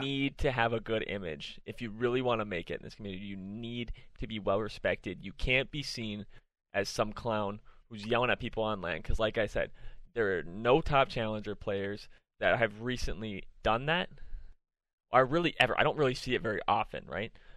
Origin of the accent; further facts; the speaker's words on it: Minnesota, United States; I'm from Minnesota